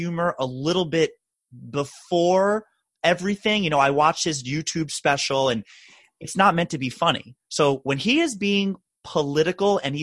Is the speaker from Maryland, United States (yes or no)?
yes; Maryland, United States; Dave Chappelle, also from my home state of Maryland